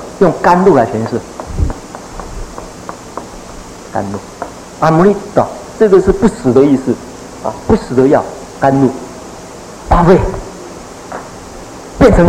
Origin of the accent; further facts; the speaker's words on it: China; 所以我们中国人练文的时候，练这个咒的时候，大概只能够得到其文而已